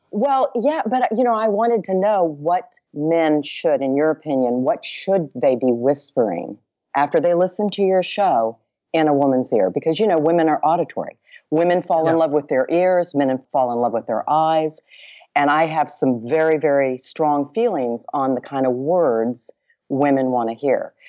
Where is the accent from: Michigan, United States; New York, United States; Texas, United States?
Texas, United States; Dallas; I'm from Big D. Little A double L A S